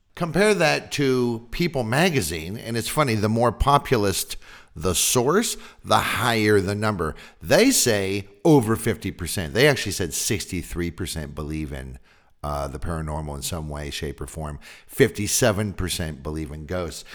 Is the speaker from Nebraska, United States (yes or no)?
no; Northern California, United States; I'm from Northern California